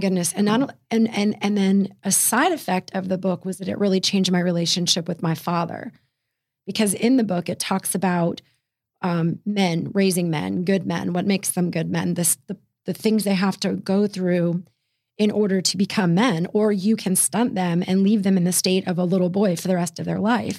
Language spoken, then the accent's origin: English; Fairfax, Virginia, United States; right about twelve miles from downtown D C proper is Fairfax, Virginia, and that's where I was raised